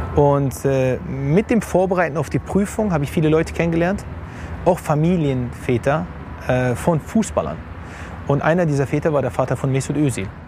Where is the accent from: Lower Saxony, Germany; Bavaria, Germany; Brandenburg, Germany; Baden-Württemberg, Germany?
Lower Saxony, Germany; Hanover; moved away as an adult; also born or lived in India / Turkey / England; gebürtiger Hannoveraner geboren und aufgewachsen in Hannover